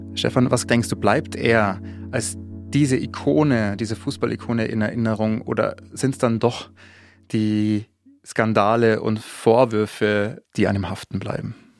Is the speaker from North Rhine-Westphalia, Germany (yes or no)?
no; Bavaria, Germany; ich komme auch aus Bayern wie er